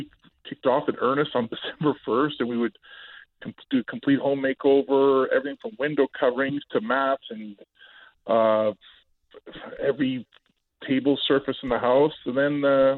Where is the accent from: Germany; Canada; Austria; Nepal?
Canada; Oliver, British Columbia; I was born in Oliver